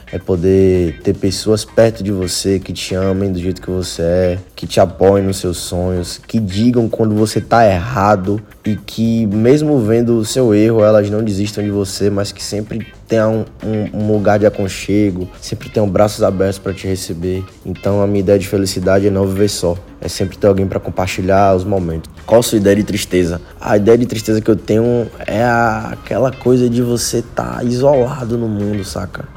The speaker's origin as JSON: {"language": "Portuguese", "region": "Bahia", "country": "Brazil", "said": "Eu sou baiano, então eu digo muito véi, eu digo muito pivete"}